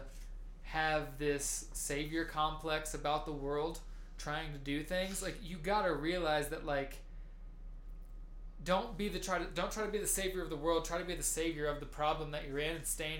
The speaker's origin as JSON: {"language": "English", "country": "United States", "said": "we as American Western civilized people"}